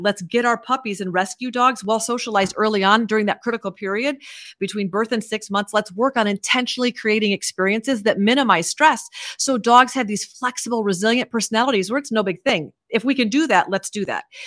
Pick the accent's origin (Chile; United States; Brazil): United States; Iowa; I grew up in Iowa